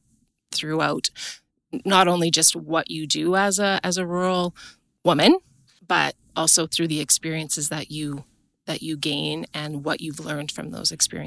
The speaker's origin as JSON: {"language": "English", "town": "Kitscotty", "region": "Alberta", "country": "Canada", "said": "I'm from Kitscotty, Alberta. I'm on a self-transitioned farm south of Kitscotty."}